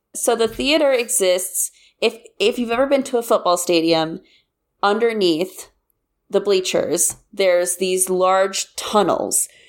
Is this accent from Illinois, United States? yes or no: no; Kansas, United States; I'm from Kansas, and I went to K-State